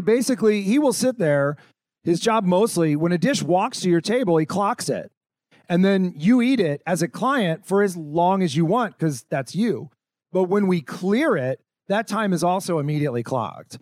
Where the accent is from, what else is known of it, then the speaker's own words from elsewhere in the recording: California, United States; moved away; I'm originally from California, and I went to school in Northern California